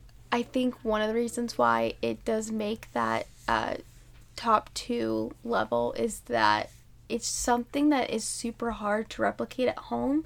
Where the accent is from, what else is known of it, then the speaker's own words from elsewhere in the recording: Midwest, United States; we grew up in the Midwest.